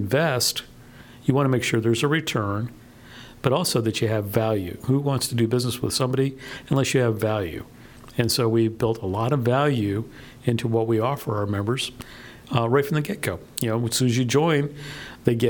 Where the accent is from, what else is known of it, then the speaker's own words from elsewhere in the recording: Miami, Florida, United States; also born or lived in Rio Grande Valley, Texas / San Francisco Bay Area, California; now in League City, United States; I grew up in South Florida and in the Miami area, and I've always been on the water